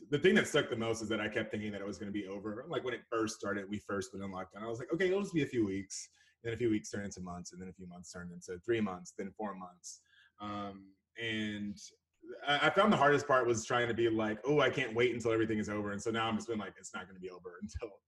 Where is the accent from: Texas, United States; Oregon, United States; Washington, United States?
Texas, United States; Houston; now in Dallas, United States; Born and raised Houston, Texas. Uh, I was born in Houston, and I've been in Dallas for ten to twelve